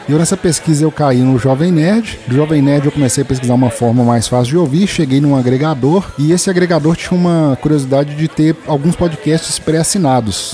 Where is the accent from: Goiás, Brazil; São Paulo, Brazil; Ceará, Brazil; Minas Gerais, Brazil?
Minas Gerais, Brazil; Sete Lagoas; also born or lived in Betim; Eu voltei para minha cidade natal, tô morando de novo em Sete Lagoas